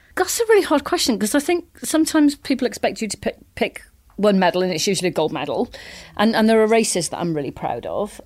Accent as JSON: {"language": "English", "region": "Wales", "country": "United Kingdom", "tie": "born or raised there", "said": "I grew up in Wales"}